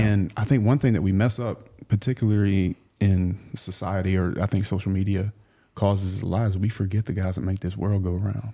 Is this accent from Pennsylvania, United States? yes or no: no; South Louisiana, United States; I grew up in South Louisiana